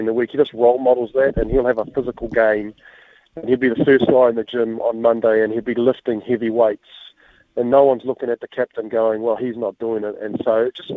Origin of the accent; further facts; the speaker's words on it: Auckland, New Zealand; now in Hawke's Bay, New Zealand; I'm born and bred in Henderson and West Auckland, and Hawke's Bay's my home now